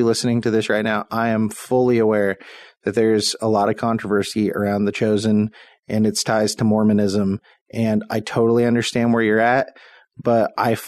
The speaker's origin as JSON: {"language": "English", "country": "United States"}